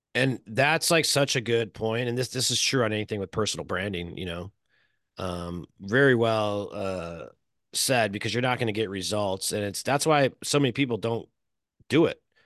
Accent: Chicago, Illinois, United States; now in California, United States; I'm from Chicago

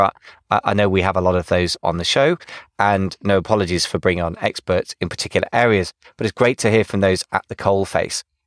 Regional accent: United Kingdom; accent: English; now in United States; being British in America

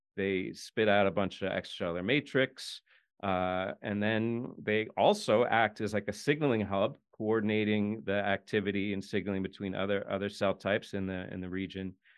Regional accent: United States; I'm an American

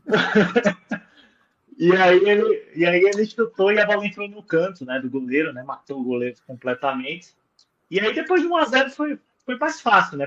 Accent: Caicó, Rio Grande do Norte, Brazil; moved away; minha terra lá em Caicó

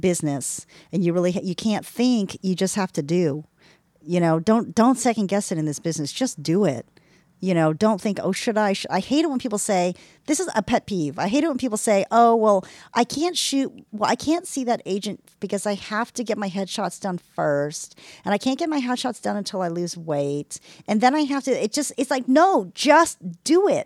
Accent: Texas, United States; I'm from Texas

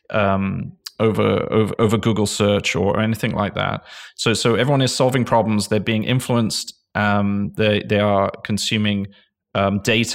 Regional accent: England, United Kingdom; moved away as an adult; now in United States; I'm English. I came from England.

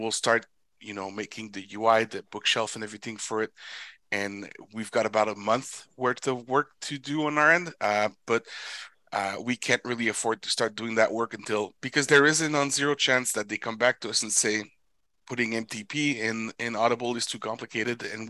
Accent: Canada; I'm Canadian

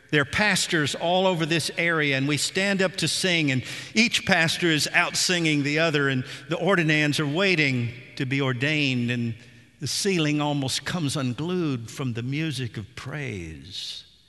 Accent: Nashville, Tennessee, United States; as a boy growing up in Nashville in the seventies

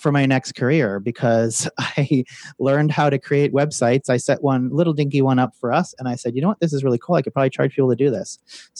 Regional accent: United States; moved away as an adult; being an American

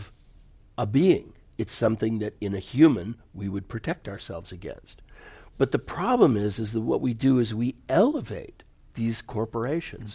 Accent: United States; I grew up in the United States in the 60s and the 70s

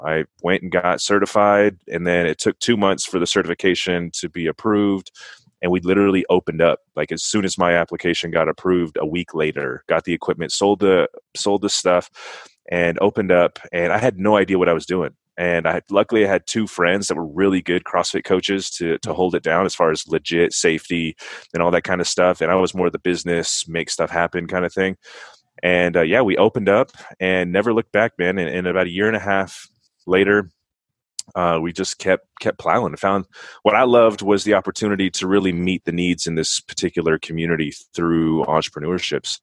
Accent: San Bernardino, California, United States; moved away as an adult; also born or lived in Berrien Springs, Michigan; in San Bernardino, which is where I was born and raised, Southern California

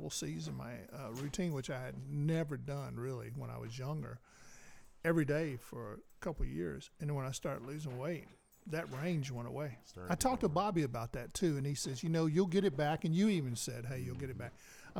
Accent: the South, United States; I even gave up. Now I'm a Southerner, and I've always

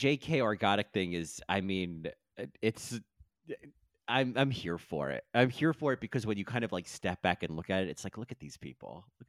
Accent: New Jersey, United States; I grew up in New Jersey.

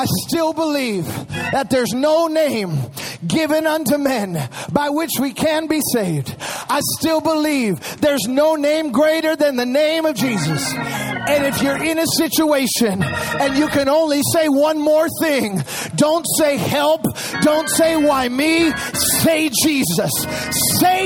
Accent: Chicago, Illinois, United States; moved away; I am from Chicago

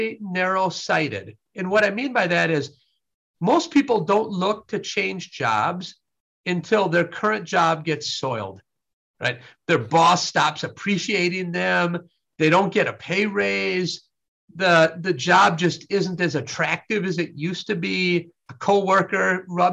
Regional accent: Wisconsin, United States; I was raised in Wisconsin

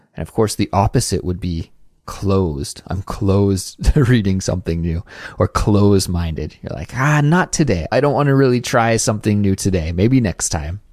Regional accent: Kelowna, British Columbia, Canada; moved away; I was back in my hometown in Kelowna

